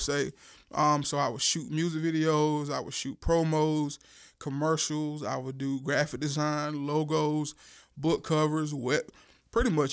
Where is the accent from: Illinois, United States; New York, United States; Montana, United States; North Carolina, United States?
North Carolina, United States; Warsaw; I am from Duplin County